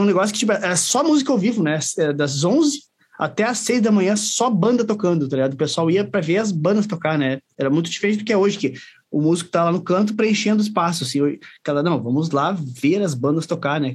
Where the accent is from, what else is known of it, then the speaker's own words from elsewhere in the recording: São Leopoldo, Rio Grande do Sul, Brazil; moved away as an adult; now in Caxias do Sul, Brazil; eu sou de São Leopoldo lá, mas vim para ah, Caxias faz quatro, quatro anos que eu tô para cá